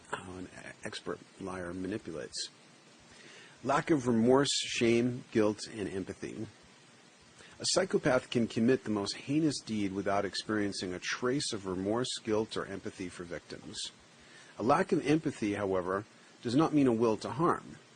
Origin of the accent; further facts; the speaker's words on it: New York City, New York, United States; On the block I grew up on in the Bronx.